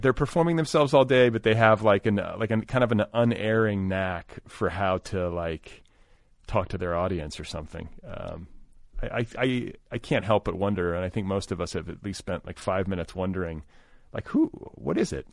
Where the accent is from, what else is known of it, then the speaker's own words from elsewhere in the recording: Indiana, United States; I was raised in Indiana